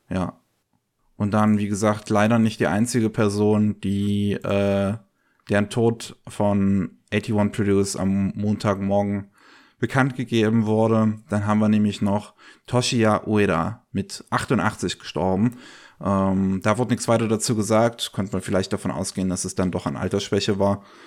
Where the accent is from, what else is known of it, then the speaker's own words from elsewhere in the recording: Germany; bei uns in Deutschland